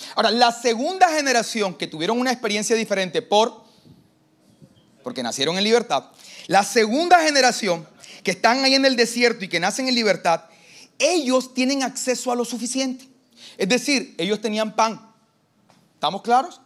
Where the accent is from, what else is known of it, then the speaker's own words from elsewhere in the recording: Barranquilla, Atlántico, Colombia; Yo soy de Barranquilla.